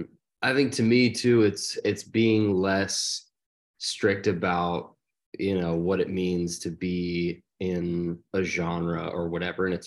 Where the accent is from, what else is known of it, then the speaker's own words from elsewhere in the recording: outside of Philadelphia, Pennsylvania, United States; now in Nashville, United States; Joey and I grew up outside of Philadelphia